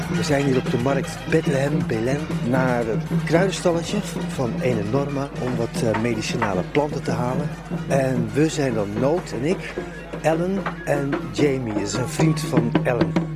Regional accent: Netherlands; ik ben een Hollandse jongen

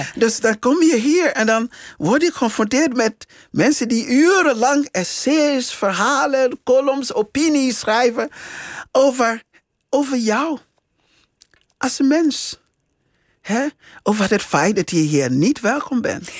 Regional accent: Liberia; Dutch is a second language; now in Netherlands; in het land waar ik geboren ben en eh, eh, deels opgegroeid ben

